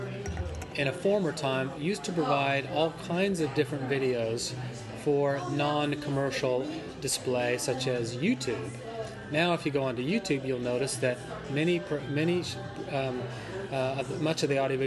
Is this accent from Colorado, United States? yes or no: yes; Denver, Colorado, United States; moved away; I grew up in Denver, Colorado, in a middle-class, lower-middle-class neighborhood